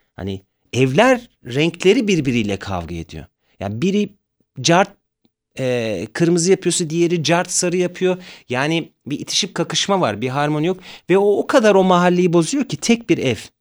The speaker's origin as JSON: {"language": "Turkish", "region": "Zonguldak", "country": "Turkey", "tie": "born or raised there", "also_born_or_lived": "Ayvacık", "moved": "yes", "lives_now": "Istanbul, Turkey", "said": "Zonguldak'ta büyüdüm ben"}